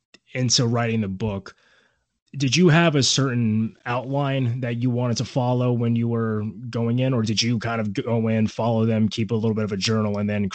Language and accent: English; Central Florida, United States; I grew up in Central Florida, and my high school actually won the state championship in 2010.